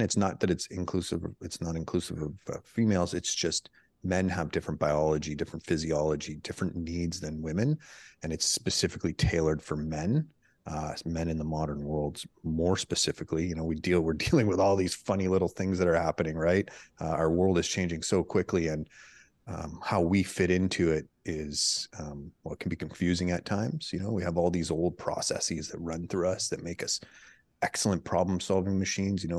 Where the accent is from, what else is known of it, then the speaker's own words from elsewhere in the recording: Canada; moved away as an adult; now in United States; my wife, she's American, I'm Canadian